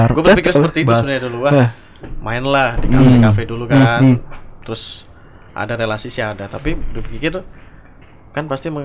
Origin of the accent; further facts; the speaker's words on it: Ngawi, East Java, Indonesia; uh, coba tebak mana Ngawi. Perbatasan Jawa Tengah jadi ya Ngawi.